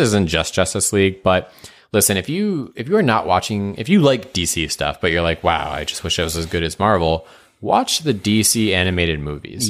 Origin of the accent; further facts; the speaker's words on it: New England, United States; we grew up in New England